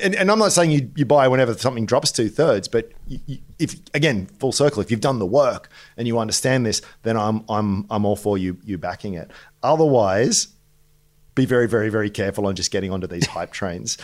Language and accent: English; Australia; even as an Australian